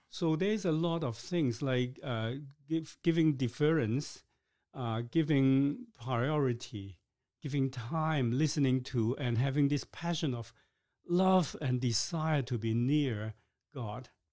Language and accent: English; Hong Kong; now in Canada; I was born in Hong Kong